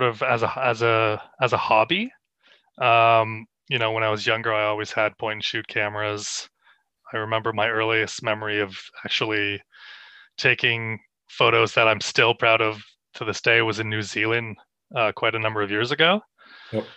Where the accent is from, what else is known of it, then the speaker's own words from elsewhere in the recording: Canada; moved away as an adult; now in Australia; I'm from Canada. I moved here I'd say in 2018.